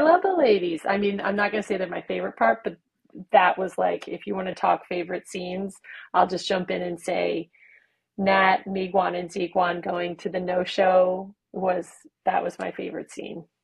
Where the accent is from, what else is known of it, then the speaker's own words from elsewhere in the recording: United States; We're we're American